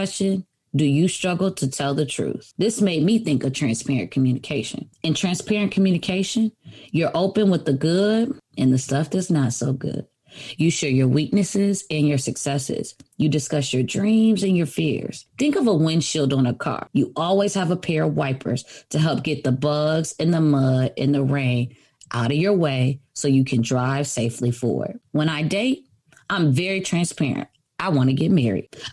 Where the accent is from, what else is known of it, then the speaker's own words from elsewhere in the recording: Michigan, United States; I'm from Michigan. We get lots of snow.